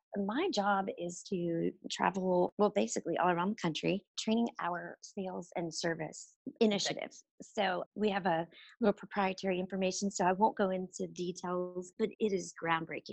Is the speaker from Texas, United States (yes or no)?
yes; Houston, Texas, United States; moved away as an adult; now in Dallas, United States; I am actually originally from Houston, Texas. That's where I was born and raised.